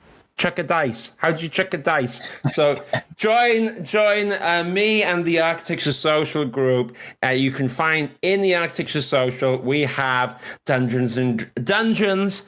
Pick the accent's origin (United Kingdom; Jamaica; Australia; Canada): United Kingdom; Welsh, Wales; as a Welsh man